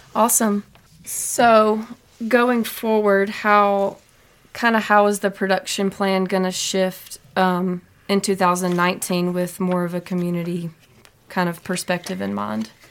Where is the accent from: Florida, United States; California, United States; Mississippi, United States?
Mississippi, United States; moved away as an adult; now in Butte, United States; I'm originally from Mississippi.